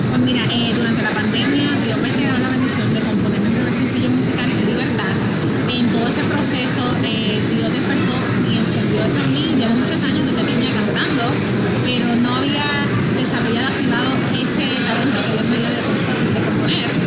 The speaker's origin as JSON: {"language": "Spanish", "country": "Puerto Rico", "tie": "born or raised there", "also_born_or_lived": "Florida", "lives_now": "Tampa, United States", "said": "Yo nací aquí en la Florida, eh, me crié en Puerto Rico y por muchos años viví en Puerto Rico. Hace cuatro años estoy viviendo en la ciudad de Tampa, Florida"}